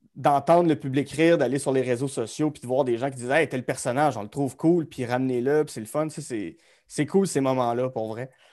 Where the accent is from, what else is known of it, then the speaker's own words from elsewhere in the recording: Gatineau, Quebec, Canada; je suis Gatineau Hall, born and raised bébé de 1989 dans un, dans un beau quartier qui s'appelle Wrightville